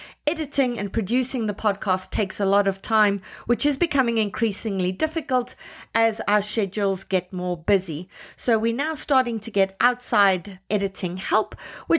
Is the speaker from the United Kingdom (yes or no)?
no; Canada; as Canadian writers